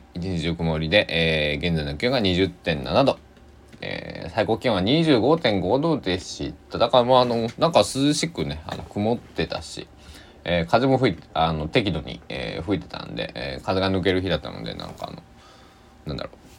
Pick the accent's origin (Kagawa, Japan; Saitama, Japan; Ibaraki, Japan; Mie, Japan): Kagawa, Japan; Sanuki, Shikoku; accent: Sanuki-ben; 四国の、まあ高知と香川でも全然アクセント違うんですけど、えー、違ういやけどって喋るんではなって、えー、で讃岐でさぬきペンでは違うけんってなるんですけど